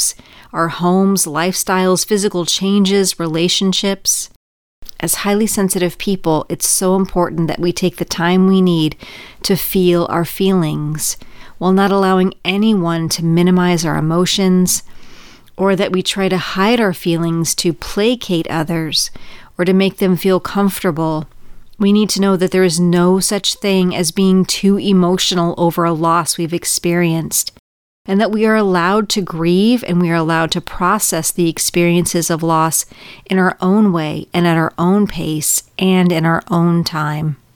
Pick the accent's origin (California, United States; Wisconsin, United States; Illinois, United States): California, United States; moved away as an adult; Growing up in California with a lot of childhood trauma